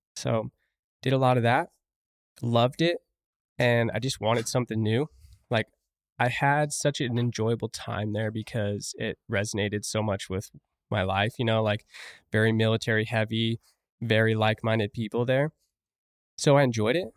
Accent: St. George, Utah, United States; also born or lived in Rock Springs, Wyoming / Afton, Wyoming; I've been there twenty-two years now.

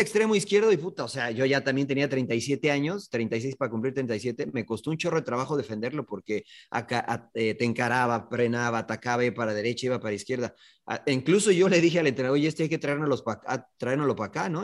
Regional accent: Mexico; como mexicano

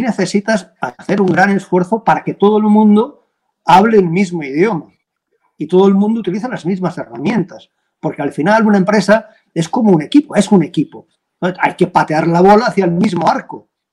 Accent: Valencian Community, Spain; aquí en mi tierra, yo soy valenciano

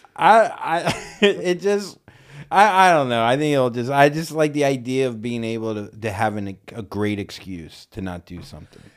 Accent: Florida, United States; I'm from Florida

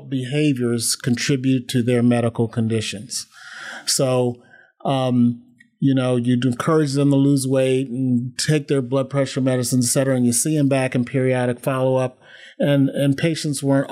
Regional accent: Shaker Heights, Ohio, United States; also born or lived in Providence, Rhode Island; I grew up in a suburb called Shaker Heights, which is right outside Cleveland.

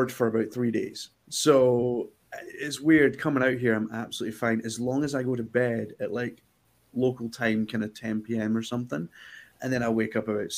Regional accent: Scotland, United Kingdom; Because I'm Scottish

